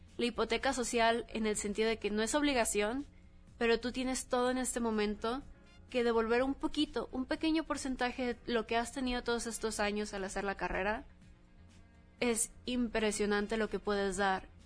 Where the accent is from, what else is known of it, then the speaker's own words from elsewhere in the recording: Mexico; toda la comunidad que tenemos como mexicanos